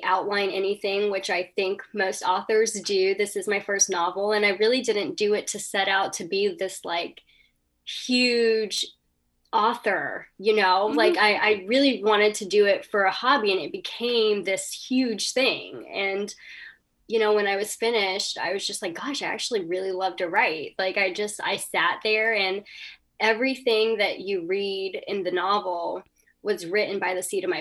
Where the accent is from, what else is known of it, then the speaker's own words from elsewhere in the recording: North Carolina, United States; I grew up in North Carolina